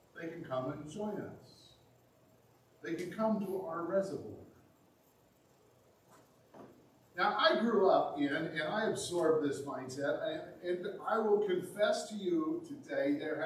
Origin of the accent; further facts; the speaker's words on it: Indiana, United States; now in Michigan, United States; My home state of Indiana, a wonderful place to be from.